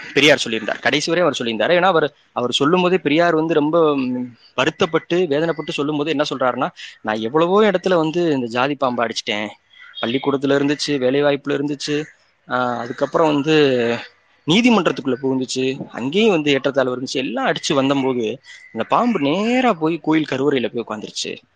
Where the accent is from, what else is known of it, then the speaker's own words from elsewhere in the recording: Sivaganga district, Tamil Nadu, India; சிவகங்கை மாவட்டம் எங்களோட சொந்த ஊர்